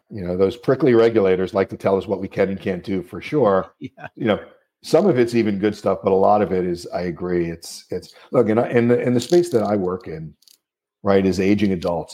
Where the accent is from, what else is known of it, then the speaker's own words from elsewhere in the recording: New Jersey, United States; I'm from New Jersey